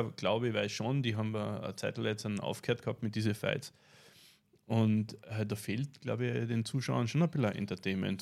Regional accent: Carinthia, Austria; für uns in Kärnten

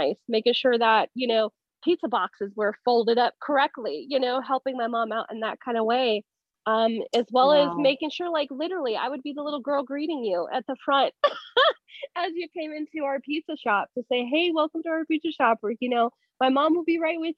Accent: Las Vegas, Nevada, United States; moved away as an adult; now in Southern California, United States; I'm actually born and raised in Vegas

